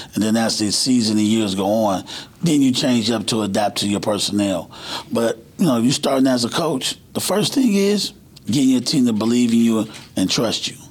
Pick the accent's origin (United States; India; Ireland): United States; Cleveland, Ohio; I'm from Cleveland